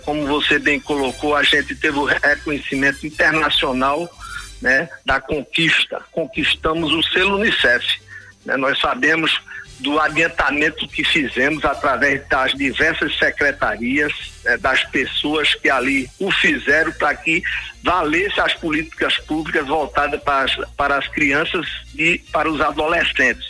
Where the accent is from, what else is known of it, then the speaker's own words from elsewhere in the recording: Pernambuco, Brazil; como bom pernambucano